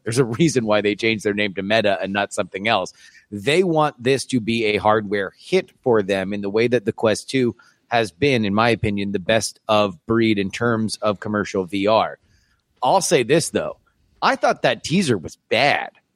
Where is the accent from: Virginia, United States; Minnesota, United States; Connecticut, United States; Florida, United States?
Florida, United States; moved away; also born or lived in Texas; I'm also from Florida originally.